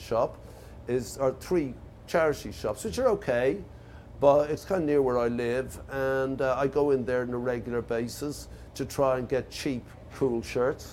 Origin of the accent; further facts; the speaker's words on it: Ireland; moved away; We come from Ireland